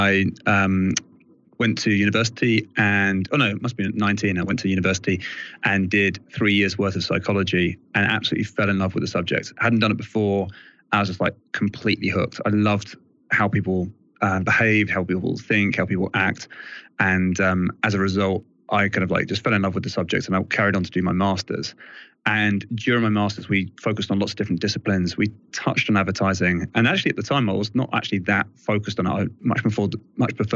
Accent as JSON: {"language": "English", "region": "England", "country": "United Kingdom", "accent": "English; British", "said": "I'm all English accent."}